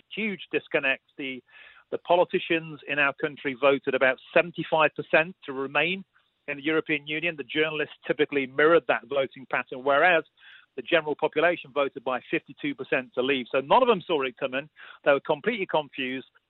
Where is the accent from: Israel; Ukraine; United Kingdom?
United Kingdom; I was being typically British about it